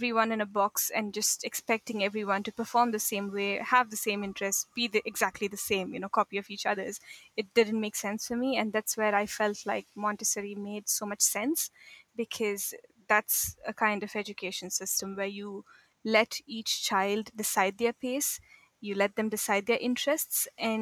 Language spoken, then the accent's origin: English; India; moved away as an adult; also born or lived in Egypt / Saudi Arabia / Mauritania / Morocco; now in Auckland, New Zealand; So I'm from India. So I'm basically, I was born there. I did my schooling there.